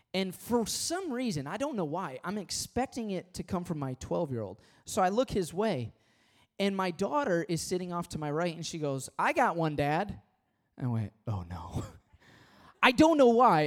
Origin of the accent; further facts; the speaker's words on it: Michigan, United States; I was born and raised in Michigan